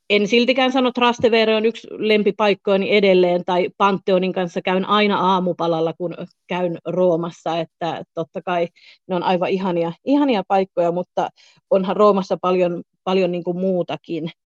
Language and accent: Finnish; Southern Finland, Finland; moved away as an adult; also born or lived in Florida, United States / Thailand / Spain; olen kotoisin Etelä-Suomesta